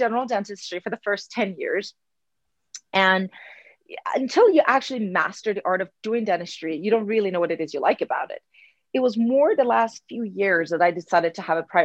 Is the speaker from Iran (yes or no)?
yes; Iran; English is a second language; moved away as an adult; now in United States; I grew up in Iran. I came to the United States 20 years ago. So half of my life, I lived in Iran, half of the United States.